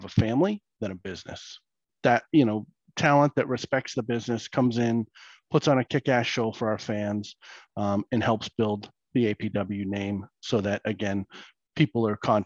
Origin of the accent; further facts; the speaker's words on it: New Hampshire, United States; I'm a New Hampshire boy. I grew up in New Hampshire, left, went to the military, came back, set down roots in New Hampshire